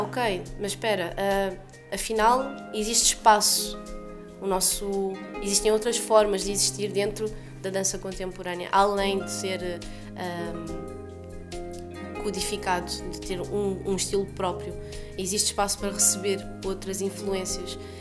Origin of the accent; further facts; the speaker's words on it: Lisbon, Portugal; also born or lived in France; nasci em Lisboa, mas sou descendente, uh, minha família nasceu toda em Angola